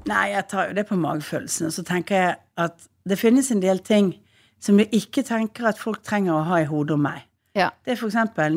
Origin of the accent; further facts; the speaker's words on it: Western Norway, Norway; Som vestlending så er vi utover